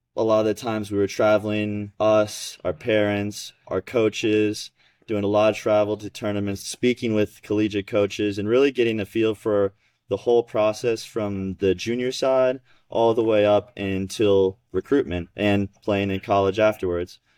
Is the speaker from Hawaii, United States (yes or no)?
no; Georgia, United States; I grew up in Georgia playing junior tennis along with Elijah